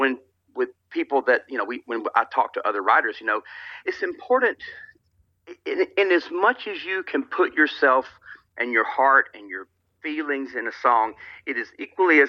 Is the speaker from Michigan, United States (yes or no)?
no; Alabama, United States; also born or lived in Los Angeles, California; I born and raised in Alabama